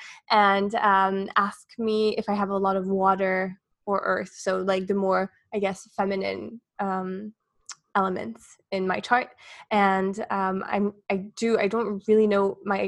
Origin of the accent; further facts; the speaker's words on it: Switzerland; moved away as an adult; now in Dubai, United Arab Emirates; I'm from Switzerland. So I grew up most of my life there, and I'm now based in Dubai